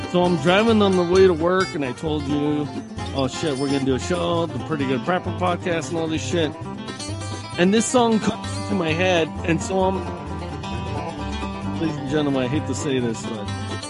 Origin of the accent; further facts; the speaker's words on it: Appalachia, United States; I'm from the Appalachian Mountains.